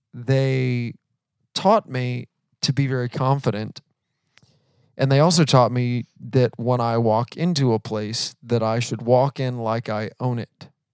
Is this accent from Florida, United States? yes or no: yes; Florida, United States; now in Atlanta, United States; we live in Atlanta, but we are originally from Florida. Yes, that is correct. We are native Floridians.